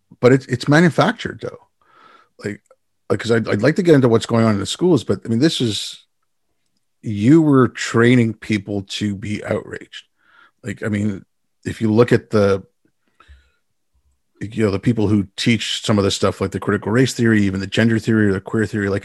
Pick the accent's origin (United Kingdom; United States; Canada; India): India; born there; I was born in India.